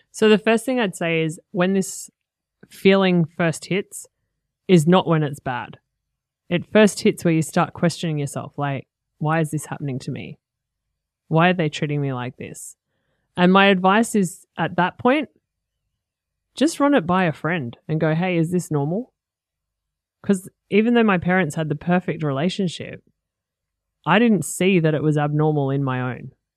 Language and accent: English; Sydney, New South Wales, Australia; also born or lived in Fingal Bay, Port Stephens; now in Gold Coast, Australia; I grew up in North Rocks in Sydney and Fingal Bay in Port Stephens